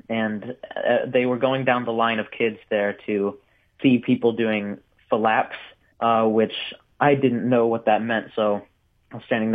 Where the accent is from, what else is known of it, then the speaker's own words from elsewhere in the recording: St. Louis, Missouri, United States; I was born and raised in St. Louis right here